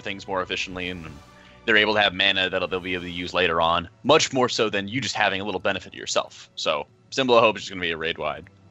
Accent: United States; I'm American

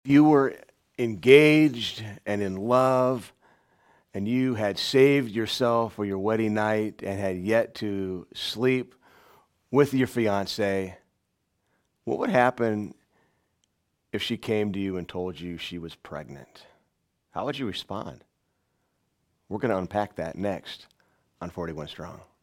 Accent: central Illinois, United States; born or raised there; moved away as an adult; also born or lived in Tulsa, Oklahoma

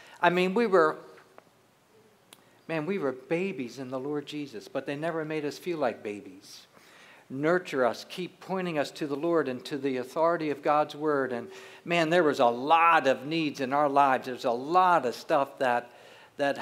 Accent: southern New Jersey, United States; moved away; We grew up in southern New Jersey, so we're from the East Coast.

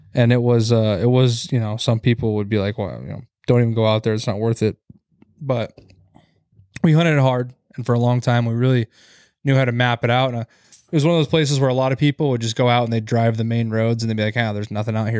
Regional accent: Montana, United States; growing up in Montana

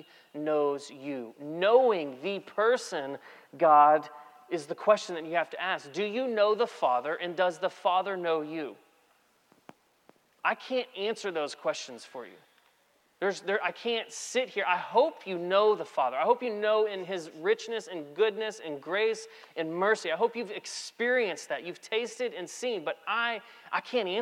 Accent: Texas, United States; I'm from Texas

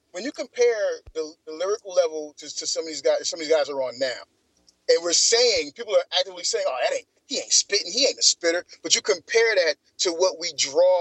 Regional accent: Atlanta, Georgia, United States; growing up in the '90s in Atlanta

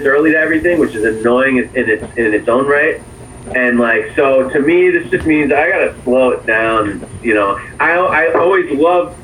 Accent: Allentown, Pennsylvania, United States; moved away as an adult; also born or lived in Manhattan, New York / New York; now in Orlando, United States; I was born in Manhattan, New York. I was raised basically in Allentown, Pennsylvania, about an hour and a half outside of New York.

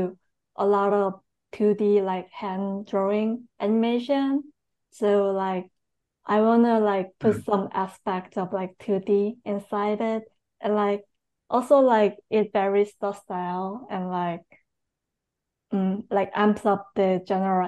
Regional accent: South Korea; moved away as an adult; also born or lived in New York City; I'm born and raised in Korea, and I went to New York City for School of Visual

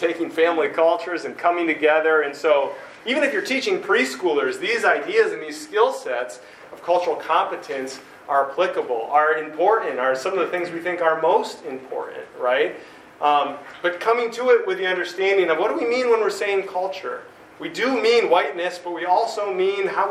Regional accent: United States; I'm American

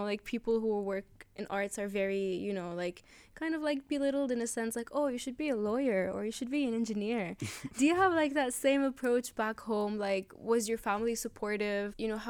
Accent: Lebanon; where I come from Lebanon

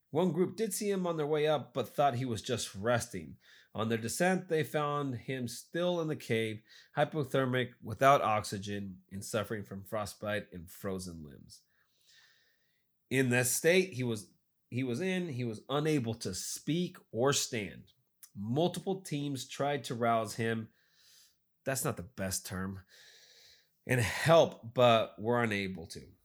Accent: United States; I'm American

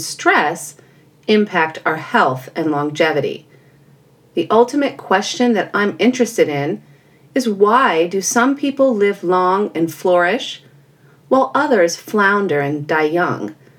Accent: California, United States; I was born and raised in California

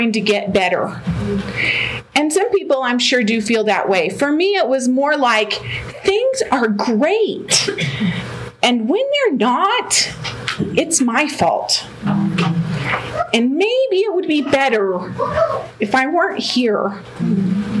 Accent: Denver, Colorado, United States; also born or lived in Oklahoma; I was born and raised here in Denver.

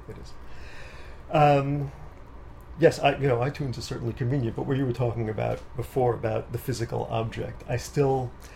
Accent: New York City, New York, United States; also born or lived in Manhattan; I was born in Manhattan, and my parents wanted me to have the rural life, so they moved out to Queens

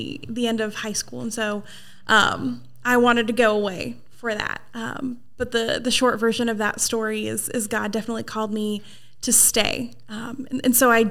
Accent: Portland, Oregon, United States; moved away as an adult; now in East Tennessee, United States; I grew up in Portland, Oregon, but East Tennessee has been home for a long time

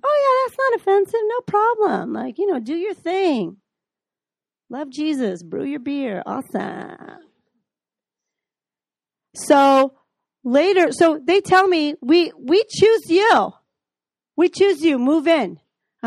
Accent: Chicago, Illinois, United States; moved away as an adult; also born or lived in Minneapolis, Minnesota; from Chicago

